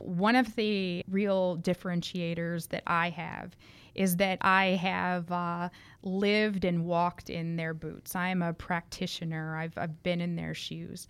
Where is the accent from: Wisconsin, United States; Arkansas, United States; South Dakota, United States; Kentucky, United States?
Arkansas, United States; rural; moved away as an adult; also born or lived in Missouri / Michigan; I was raised in uh, rural Arkansas